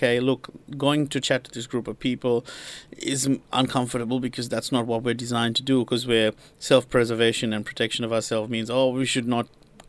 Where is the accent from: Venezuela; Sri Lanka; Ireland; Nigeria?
Sri Lanka; moved away; I'm from Sri Lanka, I've just lived in the country for a week or whatever